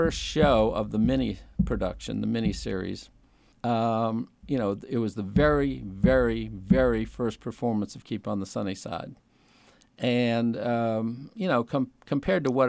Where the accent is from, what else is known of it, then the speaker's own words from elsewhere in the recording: Sturbridge, Massachusetts, United States; also born or lived in Winston-Salem, North Carolina; now in Virginia, United States; I grew up in Massachusetts.